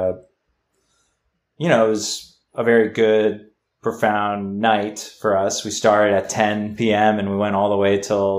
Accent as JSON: {"language": "English", "region": "New England", "country": "United States", "tie": "born or raised there", "also_born_or_lived": "Chicago", "moved": "as an adult", "said": "I grew up kind of all over New England"}